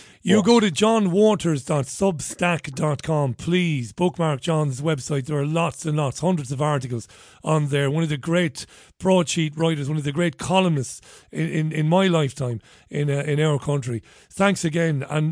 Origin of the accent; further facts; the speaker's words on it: Ireland; As an Irishman, I'm proud of what you and Gemma done.